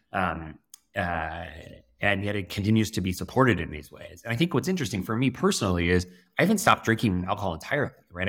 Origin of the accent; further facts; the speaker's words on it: south of Denver, Colorado, United States; I grew up in Colorado, uh, sort of south of Denver